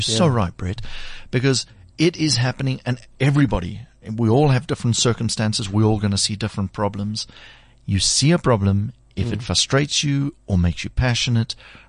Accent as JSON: {"language": "English", "country": "South Africa", "said": "as South Africans"}